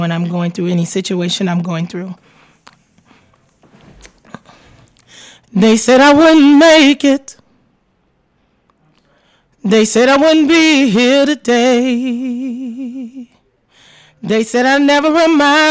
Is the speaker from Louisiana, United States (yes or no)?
yes; New Orleans, Louisiana, United States; now in Texas, United States; I am from New Orleans, Louisiana. I have lived in Texas since 2005.